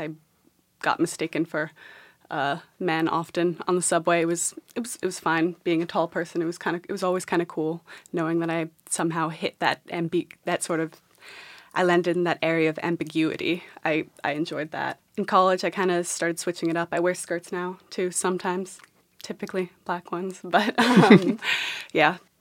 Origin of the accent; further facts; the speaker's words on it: New York City, New York, United States; I grew up in New York City